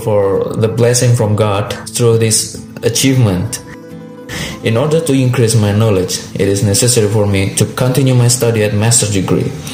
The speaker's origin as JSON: {"language": "English", "town": "Malang", "region": "East Java", "country": "Indonesia", "tie": "born or raised there", "second_language": "English", "said": "I was born at Malang on October 1993. I live at Malang, one of the beautiful cities in Java Island, Indonesia"}